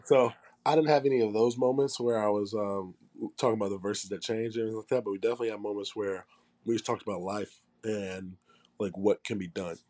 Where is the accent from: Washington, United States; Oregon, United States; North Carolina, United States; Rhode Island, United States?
North Carolina, United States; Charlotte; moved away as an adult; also born or lived in Tennessee; I grew up in Charlotte